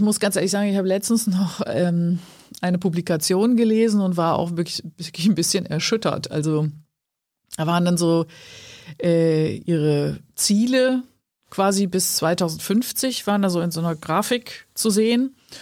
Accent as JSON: {"language": "German", "area": "Ruhr area", "region": "North Rhine-Westphalia", "country": "Germany", "also_born_or_lived": "Cologne / Wuppertal", "said": "im Ruhrgebiet, wo ich herkomme"}